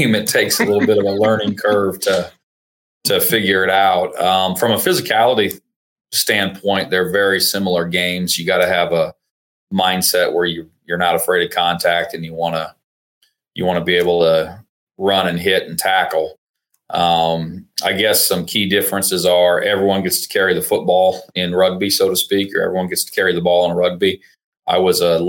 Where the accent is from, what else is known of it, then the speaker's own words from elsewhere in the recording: Nebraska, United States; moved away as an adult; also born or lived in Fort Worth, Texas / Mississippi; now in Oklahoma, United States; I'm from Nebraska originally. I grew up playing eight-man football there